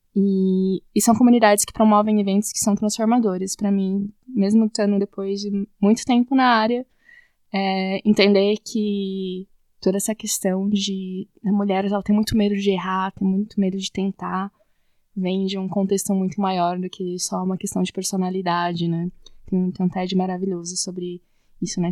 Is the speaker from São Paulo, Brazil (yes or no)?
yes; Suzano, São Paulo, Brazil; eu sou de Suzano, na, na região, Suzano, São Paulo